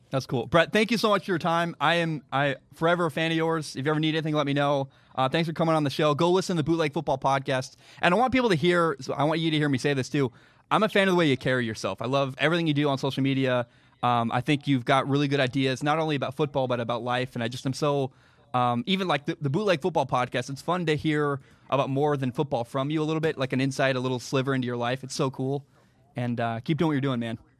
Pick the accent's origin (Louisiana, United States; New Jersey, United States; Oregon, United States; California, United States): Oregon, United States; Portland; I grew up in the Portland area